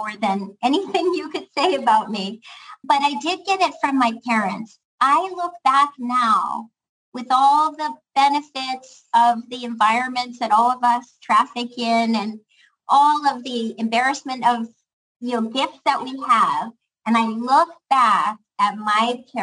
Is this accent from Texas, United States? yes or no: no; Pittsburgh, Pennsylvania, United States; also born or lived in Chicago; I am very much the same working class girl from Pittsburgh that I've always been